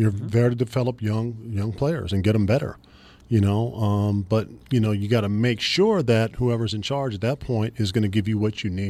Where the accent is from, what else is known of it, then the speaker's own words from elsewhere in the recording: California, United States; Yeah, you know, we got outdoors, and, you know, that's a testament to my mom.